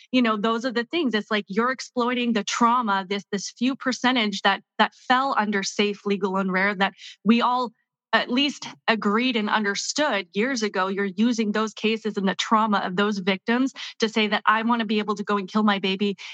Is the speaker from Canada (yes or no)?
yes; Canada; now in United States; I actually grew up in Canada.